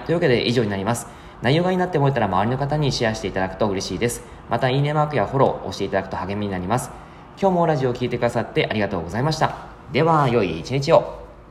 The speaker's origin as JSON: {"language": "Japanese", "region": "Yamagata", "country": "Japan", "tie": "born or raised there", "moved": "yes", "said": "僕の実家が山形で"}